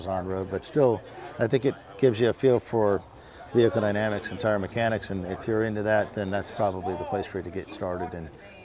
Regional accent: Ohio, United States; we grew up in a racing family. You know, we had late models and all sorts of stuff in the Midwest. I'm from Ohio originally

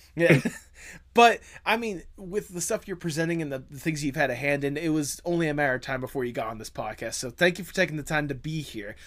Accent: Georgia, United States; I'm actually from Georgia. That's where I currently am right now.

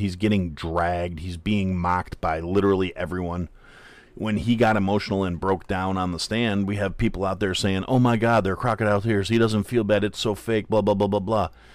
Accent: Kenosha, Wisconsin, United States; moved away; it was my hometown

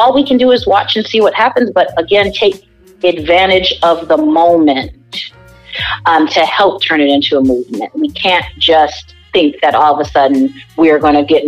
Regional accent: Downers Grove, Illinois, United States; also born or lived in Hyde Park, Chicago; now in Chicago, United States; I actually grew up in the burbs of Chicago. So I grew up in Downers Grove

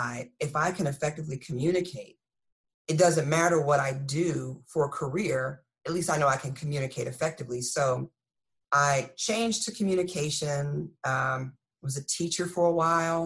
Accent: Texas, United States; moved away as an adult; now in Fort Lee, United States; I'm from Texas. My accent comes out every now and again.

